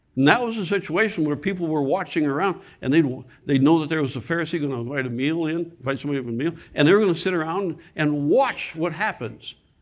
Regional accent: Michigan, United States; moved away; also born or lived in South Carolina; I, I'm from Michigan

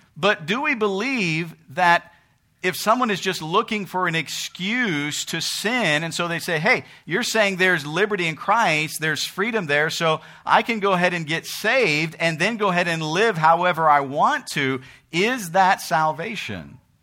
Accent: United States; we live in America. We're American citizens.

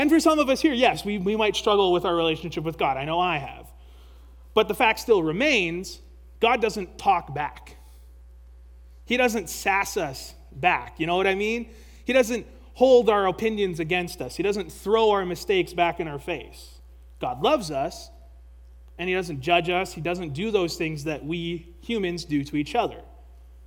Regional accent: Canada; as a Canadian

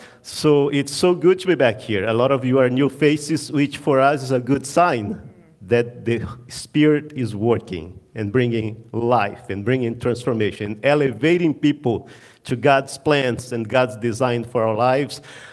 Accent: Amazon, Brazil; moved away as an adult; I'm originally from Brazil. And I'm originally from the Amazon. So I was born and raised 1 degree south of the equator.

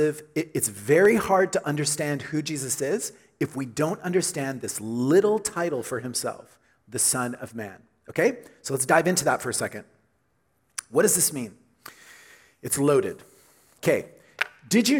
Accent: Oklahoma, United States; growing up in Oklahoma, we had big storms, and lots of tornadoes

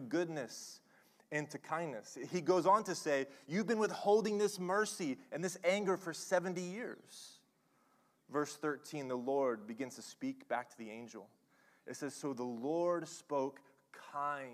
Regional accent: Oklahoma, United States; I'm from Oklahoma

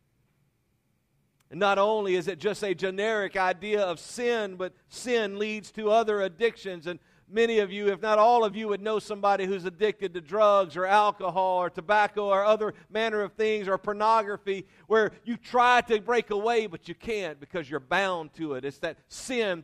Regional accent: Louisiana, United States; I was raised in Louisiana

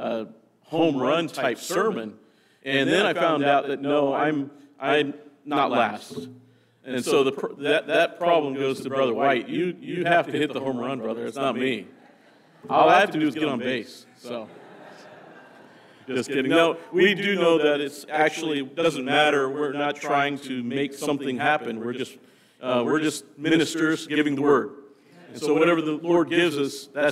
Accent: Nebraska, United States; moved away; I came from Nebraska

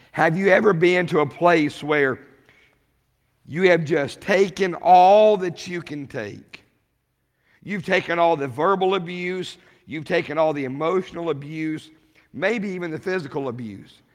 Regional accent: Rawlins, Wyoming, United States; I grew up in Rawlins, Wyoming

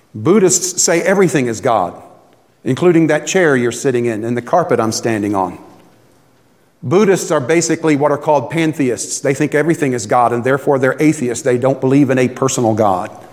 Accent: Tampa, Florida, United States; moved away; When I was growing up in Tampa

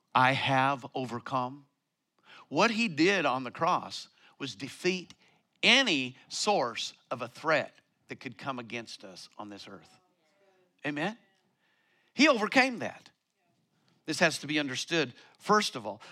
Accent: Colorado, United States; moved away; I come from Colorado

